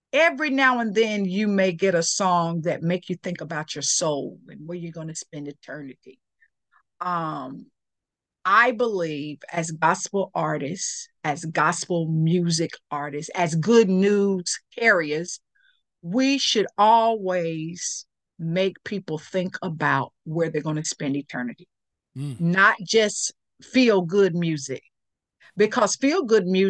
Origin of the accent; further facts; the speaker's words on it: Kinston, North Carolina, United States; also born or lived in Stamford, Connecticut; in Kinston, my hometown, at Lenoir Community College